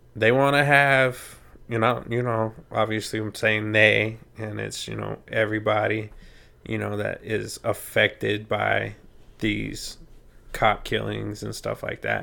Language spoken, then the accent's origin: English; United States; I'm American